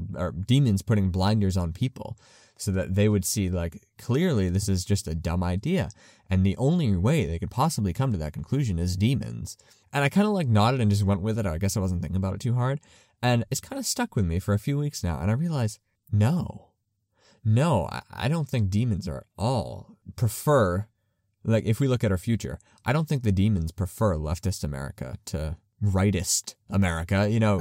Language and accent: English; United States; as a Christian and as an American